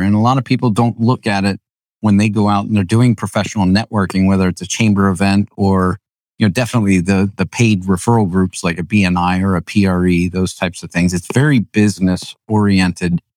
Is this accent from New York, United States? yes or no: no; New Holland, Pennsylvania, United States; I grew up in New Holland